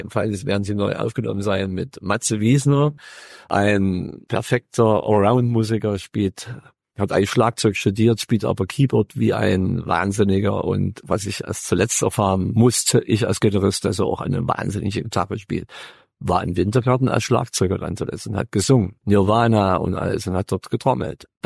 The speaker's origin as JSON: {"language": "German", "town": "Freiberg", "region": "Saxony", "country": "Germany", "tie": "born or raised there", "said": "ich bin neben der Kirche aufgewachsen in Freiberg"}